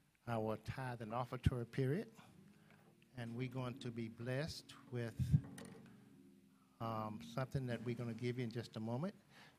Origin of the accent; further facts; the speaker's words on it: Taylorsville, Mississippi, United States; I'm from Taylorsville.